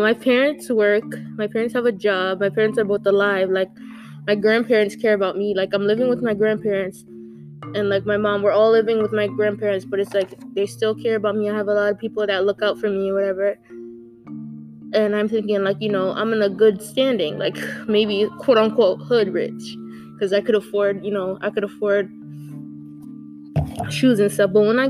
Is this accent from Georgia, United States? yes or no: no; Hartford, Connecticut, United States; I grew up in Hartford for the majority of my life at the time